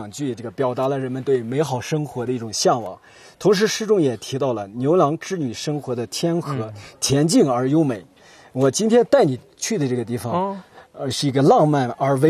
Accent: Gansu, China; 是我们甘肃这个地方特有的戏曲。

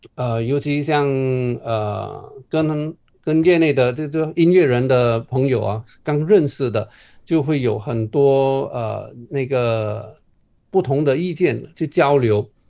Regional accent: Johor, Malaysia; moved away as an adult; now in Beijing, China; 我们从小在马来西亚长大

